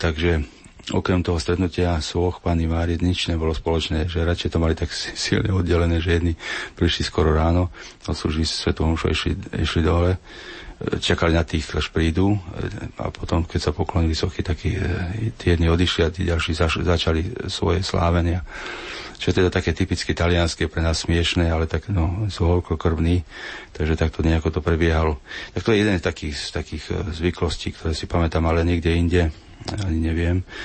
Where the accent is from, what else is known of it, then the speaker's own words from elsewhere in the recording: Slovakia; u nás e, na Slovensku